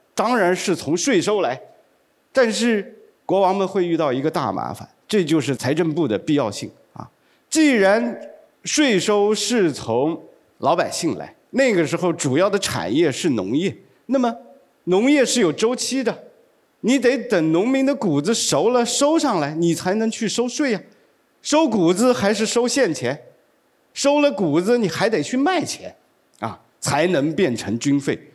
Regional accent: China; 我们中国人最爱讲的好日子，那就是贞观之治，那就是开元盛世

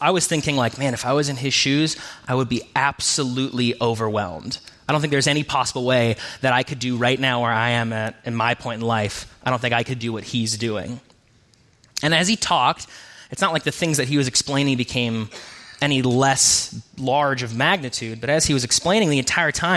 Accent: Spokane, Washington, United States; moved away; I grew up in Spokane, and my whole family is from Spokane, extended and immediate

